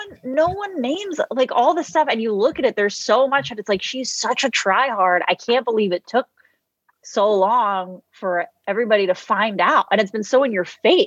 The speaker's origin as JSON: {"language": "English", "country": "Mexico", "tie": "born or raised there", "moved": "as an adult", "lives_now": "Los Angeles, United States", "said": "I grew up in Mexico"}